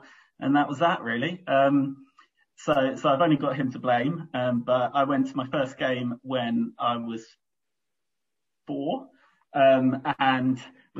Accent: London, United Kingdom; I was born in North London, and I grew up in North London

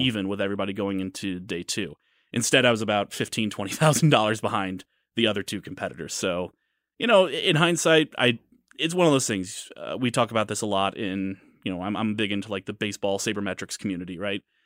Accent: St. Louis, Missouri, United States; moved away as an adult; now in Kansas City, United States; I'm from Saint Louis

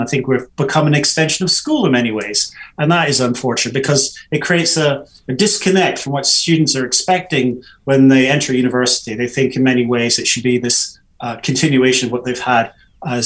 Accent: United Kingdom; especially as British

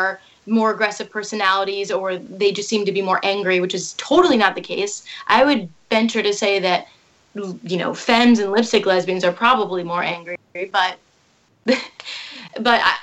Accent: Indiana, United States; I feel like I'm from Indiana. I feel like I'm just a pretty relatable Midwest girl

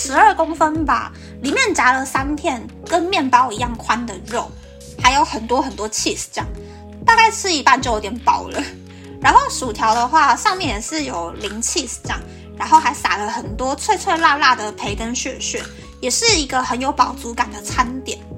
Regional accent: Taiwan; 身为台湾人，我真的觉得我好幸福哟。

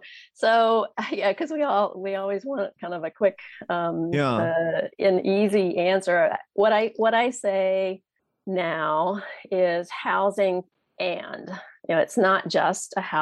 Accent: Richmond, Virginia, United States; moved back to my hometown at Richmond, Virginia

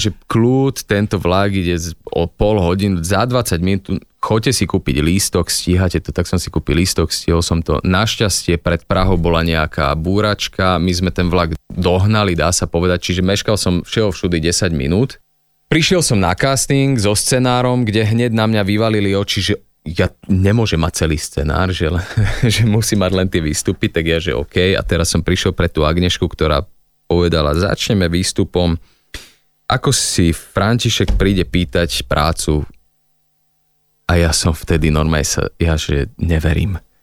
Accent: Slovakia; keď som Slovák, že tak to využíme, že tak budem hovoriť teda len slovensky

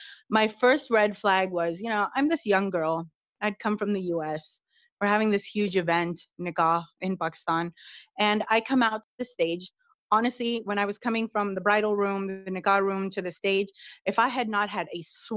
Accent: United States; I actually am born and raised in the United States

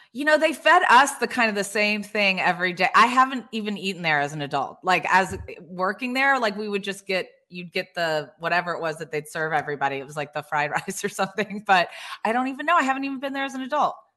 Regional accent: Hilton Head Island, South Carolina, United States; also born or lived in Indiana; I grew up in Hilton Head, that's only 12 miles long

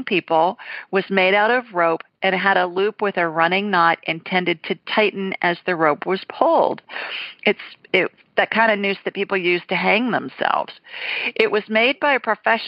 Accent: Ohio, United States; now in Deep South, United States; I'm a Buckeye

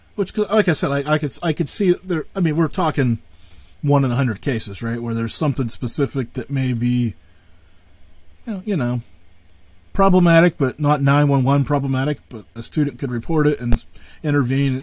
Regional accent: Northwest Pennsylvania, United States; I'm from Northwest

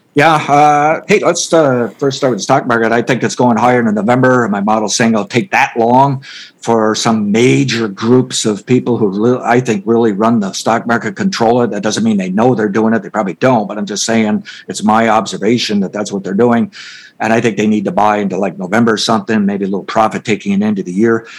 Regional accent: United States; as an American

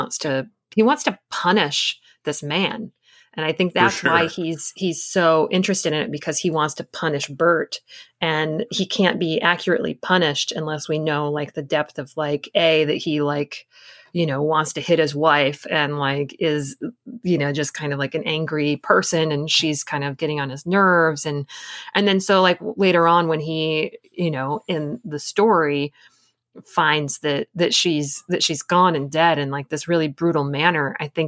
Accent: Michigan, United States; I come from Michigan, and I just know that like the backwoods of Michigan is still terrifying to me.

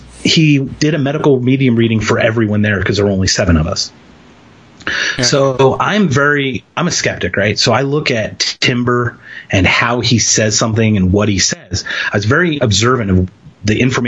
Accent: Philadelphia, Pennsylvania, United States; moved away; I'm from Philadelphia

